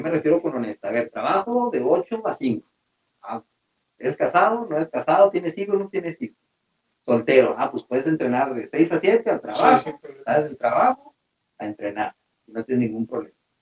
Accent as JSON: {"language": "Spanish", "country": "Mexico", "said": "nos falta a veces como mexicanos"}